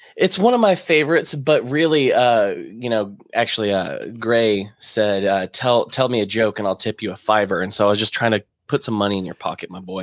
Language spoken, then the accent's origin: English; Alabama, United States; now in Florida, United States; I'm not from Florida, but I, I I live in Florida and I lived in Alabama most of my life